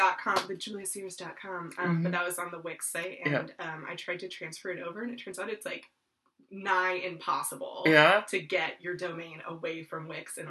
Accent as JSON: {"language": "English", "town": "San Francisco", "region": "California", "country": "United States", "tie": "born there", "also_born_or_lived": "Virginia, United States", "said": "Because I was born in San Francisco."}